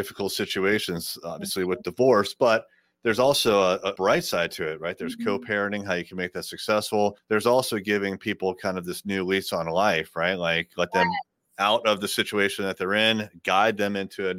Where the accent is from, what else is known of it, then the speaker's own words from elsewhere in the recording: Chesapeake, Virginia, United States; I'm from a little town called Chesapeake, Virginia